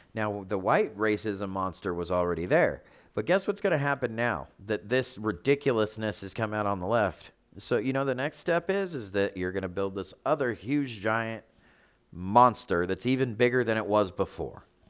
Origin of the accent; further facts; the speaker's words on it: Charlotte, North Carolina, United States; moved away; we come from Charlotte